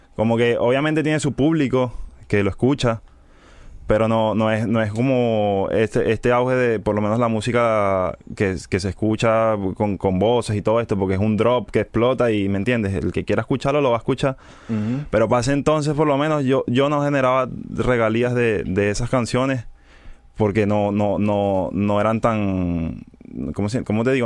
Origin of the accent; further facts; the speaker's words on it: Caracas, Capital District, Venezuela; soy de Venezuela, Caracas